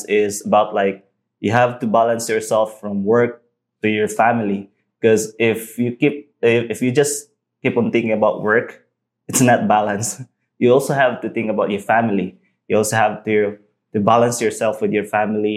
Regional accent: Cebu, Central Visayas, Philippines; moved away as an adult; now in Negros Oriental, Philippines; I'm originally from Cebu

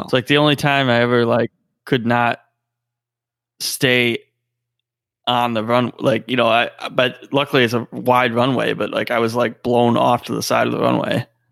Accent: Ohio, United States; we're from Ohio

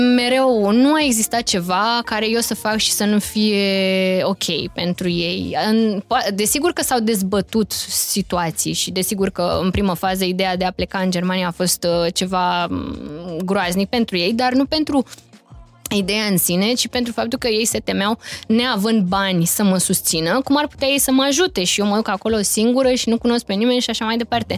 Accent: Romania; moved away as an adult; noi ca români

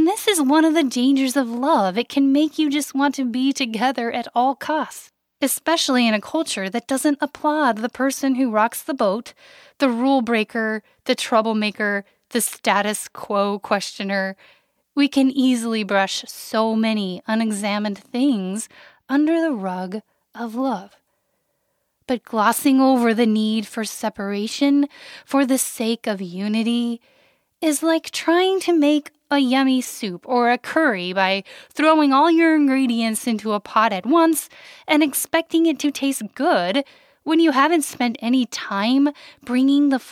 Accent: Wyoming, United States; born or raised there

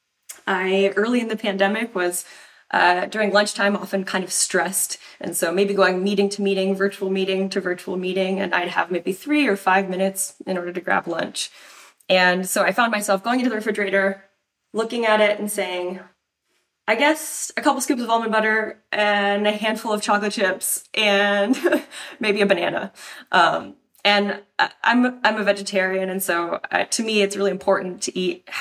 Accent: Tucson, Arizona, United States; So I'm originally from Tucson, Arizona.

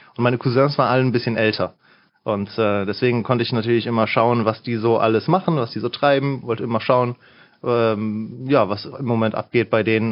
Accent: Mönchengladbach, North Rhine-Westphalia, Germany; ich komme hier aus der Gegend tatsächlich

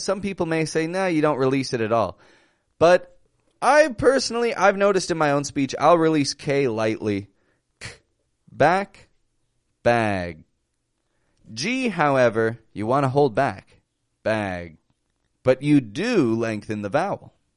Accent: Toronto, Ontario, Canada; I'm from Toronto, Canada

